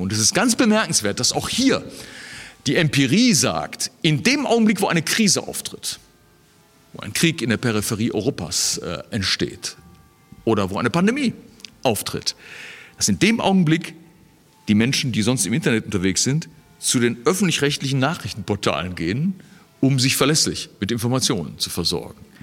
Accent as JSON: {"language": "German", "country": "Germany", "said": "als Deutsche"}